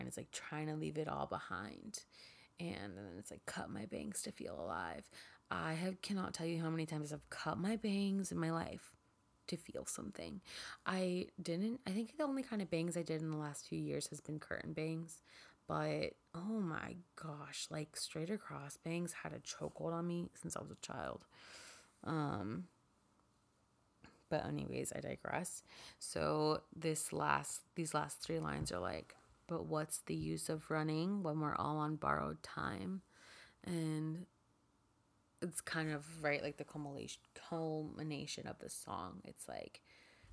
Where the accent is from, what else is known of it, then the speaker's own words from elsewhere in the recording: Miami, Florida, United States; also born or lived in Lakeland, Florida / San Diego; I was born in Miami, I have family that lives there